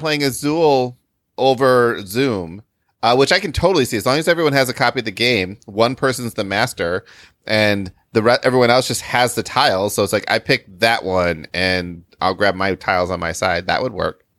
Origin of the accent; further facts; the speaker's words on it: Michigan, United States; now in Chicago, United States; I live in Chicago, and I spent most of my life growing up in Michigan